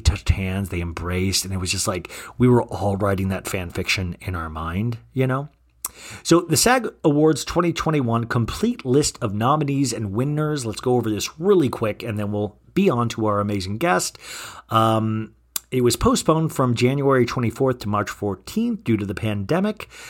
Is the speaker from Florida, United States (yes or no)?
no; Kansas, United States; I grew up around girls in Kansas on a street with all girls, and I was the only guy